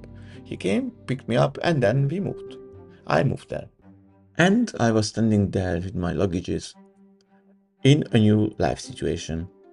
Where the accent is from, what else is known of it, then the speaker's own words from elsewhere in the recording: Budapest, Hungary; moved away as an adult; my hometown Budapest